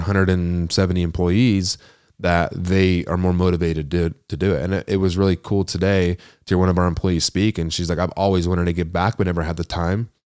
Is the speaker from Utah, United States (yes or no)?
yes; Ogden, Utah, United States; I'm from Weber County, which is just one up, you know, Ogden, Old Town.